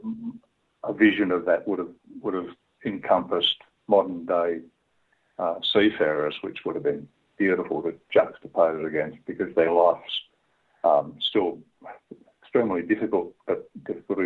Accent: Tasmania, Australia; I grew up in Tasmania, so the sea down there is, you're always 10 feet from it, seemingly.

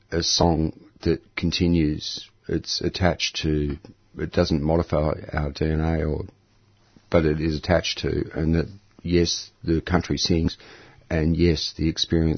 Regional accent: Camberwell, Victoria, Australia; also born or lived in Fitzroy, Melbourne; We grew up around Camberwell. And, but then, you know, once I fled the nest, I ended up living around the inner city of Melbourne and stayed that way ever since

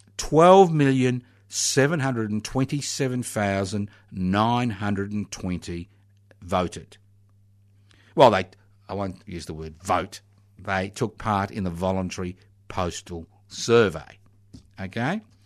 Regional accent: Australia

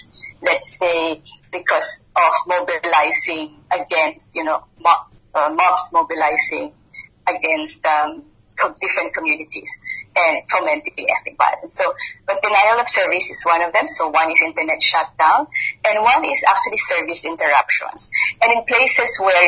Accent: Philippines; I come from the Philippines

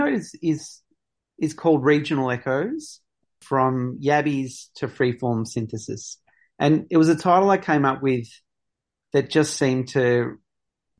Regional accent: Victoria, Australia; I come from a small mining town. It was very much a, you know, it was a colonial settlement from the mid-1800s

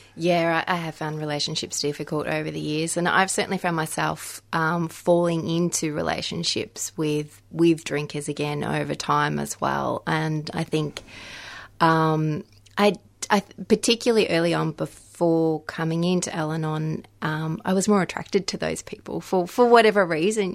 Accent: Victoria, Australia; moved away as an adult; I moved back into my home state, into Victoria

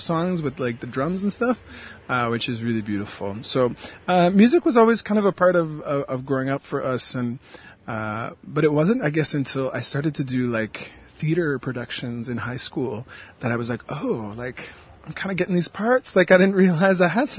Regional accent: New Brunswick, Canada; now in Montreal, Canada; the place that I come from is known by some people as New Brunswick in Canada

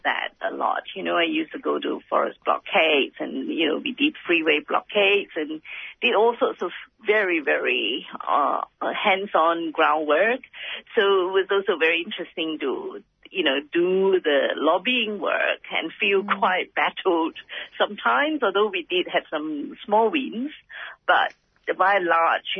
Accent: Malaysia; now in Australia; I was born in Malaysia

